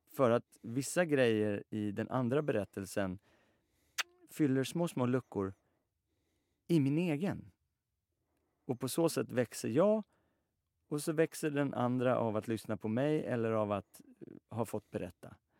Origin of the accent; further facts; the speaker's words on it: Sweden; vi är alla, vi är svenskar och svenska på det sättet att i alla fall jag är uppväxt med